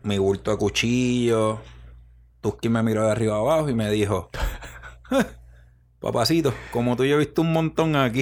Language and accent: Spanish; Río Grande, Puerto Rico; accent: el acento cantado; Yo soy de Rio de, Río Grande. de una barriada llamada Las Dolores.